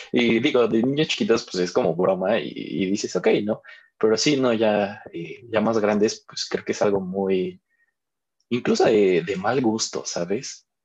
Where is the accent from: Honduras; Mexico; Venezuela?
Mexico; hay que quitarnos también como mexicanos ese tabú de decir, un psicólogo es para locos.